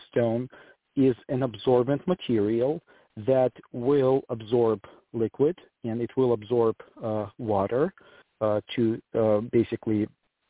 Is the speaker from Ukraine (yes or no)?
yes; Ukraine; moved away as an adult; also born or lived in Germany / Switzerland / Portland; now in Greenville, United States; I am originally from Ukraine. I moved to the United States in 2008.